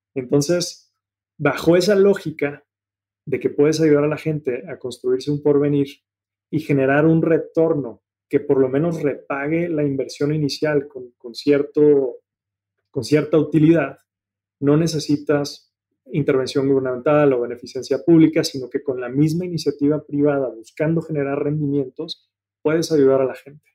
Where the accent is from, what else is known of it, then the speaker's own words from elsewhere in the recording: Mexico; moved away as an adult; also born or lived in Germany; a ti y a mí nos tocó afortunadamente crecer en un México de muchas oportunidades